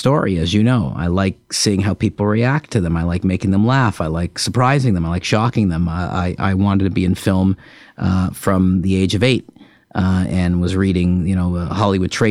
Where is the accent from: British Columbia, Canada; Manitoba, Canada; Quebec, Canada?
Quebec, Canada; Montreal; when I was in college, growing up in Montreal